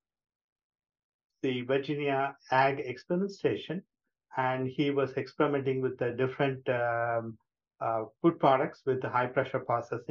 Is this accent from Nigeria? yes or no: no; India; moved away as an adult; also born or lived in Thailand / Georgia, United States; now in Columbus, United States; I'm originally from India